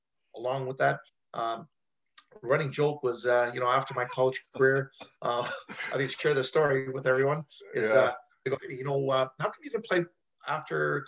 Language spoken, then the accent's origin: English; Toronto, Ontario, Canada; I grew up in Toronto, so it's very multicultural